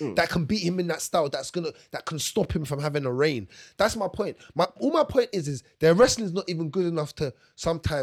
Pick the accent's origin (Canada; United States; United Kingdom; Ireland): United Kingdom; England; I'm English and I want my people to do well.